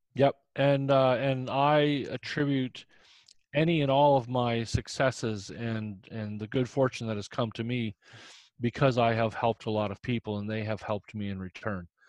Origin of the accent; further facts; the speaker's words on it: Indiana, United States; moved away; I'm from Indiana originally